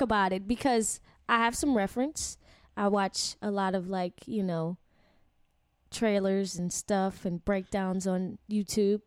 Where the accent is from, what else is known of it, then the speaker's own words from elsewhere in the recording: Louisiana, United States; I'm from Louisiana